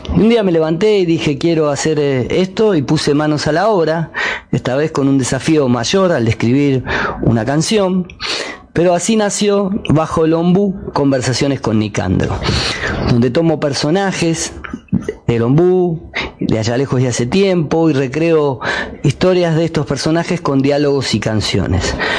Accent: Quilmes, Buenos Aires Province, Argentina; Nací en Quilmes en 1971 y a los 8 años empecé a tocar la guitarra y cantar en peñas escolares de la Escuela 1

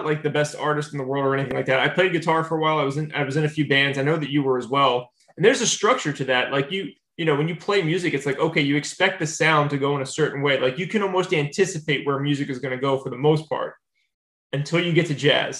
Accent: New Jersey, United States; I grew up in New Jersey.

